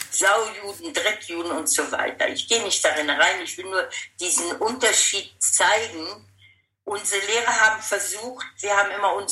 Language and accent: German; Berlin, Germany; moved away as an adult; now in Israel; als Berlinerin, sicher und als, auch als Deutsche.